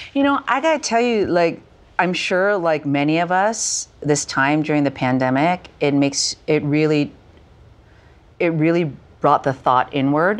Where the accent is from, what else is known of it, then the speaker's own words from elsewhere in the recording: Canada; having been born and raised in Canada